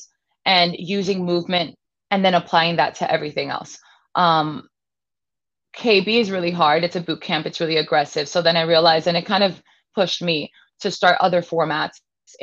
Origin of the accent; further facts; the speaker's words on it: New York City, New York, United States; I was born and raised here in Brooklyn, New York